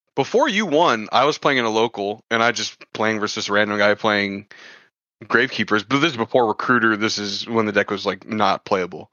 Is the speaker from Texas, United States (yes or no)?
yes; Texas, United States; I'm from Texas